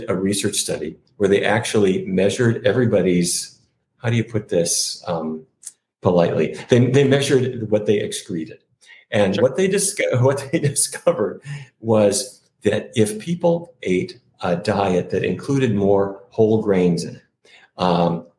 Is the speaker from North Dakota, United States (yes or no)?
yes; Fargo, North Dakota, United States; When I was growing up in Fargo, North Dakota